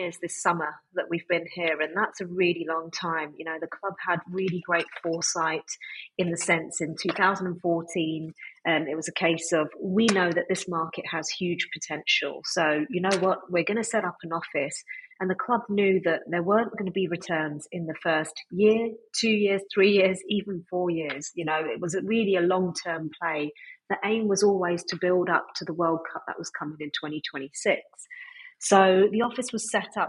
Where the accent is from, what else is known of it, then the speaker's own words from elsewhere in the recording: London, United Kingdom; moved away as an adult; also born or lived in Liverpool; now in New York, United States; I was born and raised in London, actually. Grew up there and only moved over to the States 8 years ago.